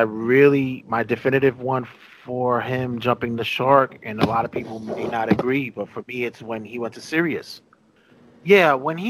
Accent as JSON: {"language": "English", "region": "New York", "country": "United States", "tie": "born or raised there", "said": "Growing up in New York"}